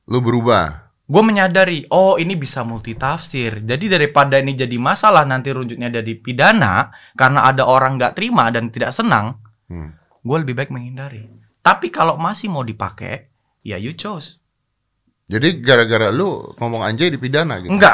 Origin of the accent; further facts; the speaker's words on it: Java, Indonesia; Asu, aku orang Jawa iso loh ngomong asu Kancok.